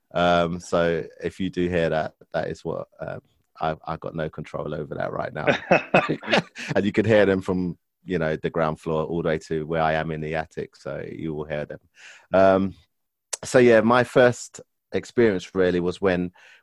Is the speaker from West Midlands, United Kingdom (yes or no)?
no; London, United Kingdom; also born or lived in Enfield, London; I was born and raised in Stoke Newington, which is in London, borough of Hackney.